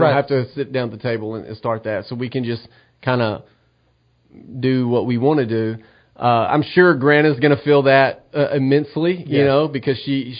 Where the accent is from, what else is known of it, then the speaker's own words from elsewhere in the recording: Middle Tennessee, United States; moved away as an adult; also born or lived in Cornersville, Tennessee; now in East Tennessee, United States; I grew up in Middle Tennessee.